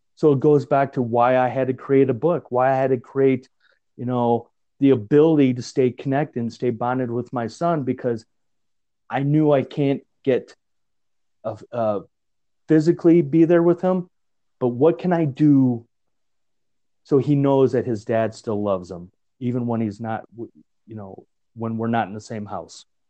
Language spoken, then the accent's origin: English; Chicago, Illinois, United States; now in Greeley, United States; growing up in Chicago